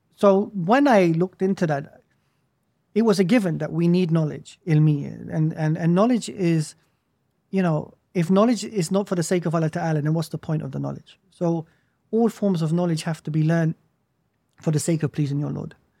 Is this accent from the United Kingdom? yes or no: yes; United Kingdom; as a Muslim growing up in the West, I was dislocated from my Islamic historical past, mm. and I was dislocated from the historical past of the nation that I was born